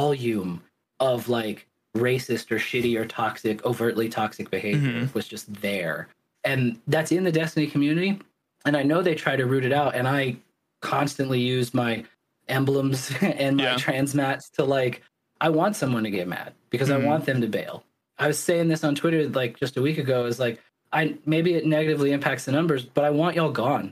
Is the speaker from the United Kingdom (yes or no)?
no; the South, United States; now in Oregon, United States; growing up in the South